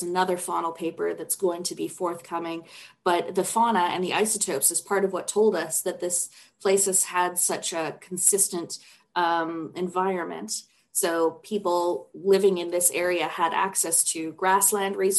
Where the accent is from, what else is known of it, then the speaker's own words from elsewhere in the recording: Canada; as a Canadian girl.